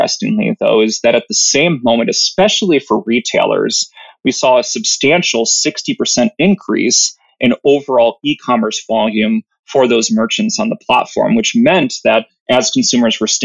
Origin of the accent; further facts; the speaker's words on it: Wisconsin, United States; moved away as an adult; now in California, United States; I'm from the fine state of Wisconsin. So I come from the Midwest